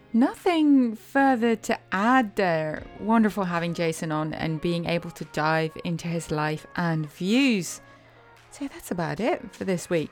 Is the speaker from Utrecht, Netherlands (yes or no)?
yes; Utrecht, Netherlands; now in United States; I was born in Utrecht